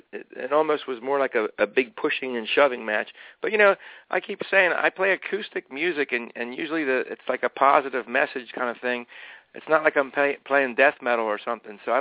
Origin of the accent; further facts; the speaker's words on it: Eastern Pennsylvania, United States; I'm not from Canada. I'm actually from Eastern Pennsylvania